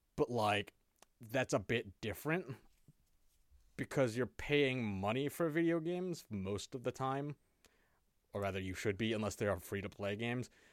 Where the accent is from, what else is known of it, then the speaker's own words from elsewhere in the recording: United States; I'm still American